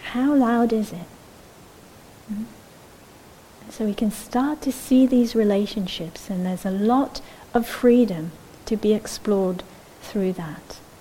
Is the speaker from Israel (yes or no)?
yes; Israel; moved away; I grew up in Israel